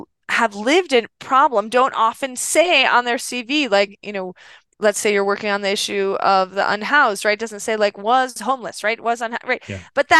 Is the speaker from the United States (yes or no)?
yes; Westchester, New York, United States; moved away as an adult; also born or lived in Cambodia; I am from Westchester, wealthy Westchester, New York